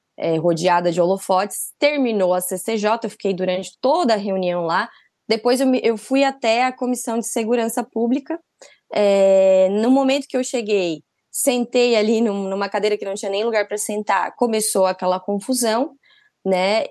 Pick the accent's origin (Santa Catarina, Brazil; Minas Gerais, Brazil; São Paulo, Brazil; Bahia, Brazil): Santa Catarina, Brazil; Agora eu sou de Santa Catarina, né? Eu sou de Santa Catarina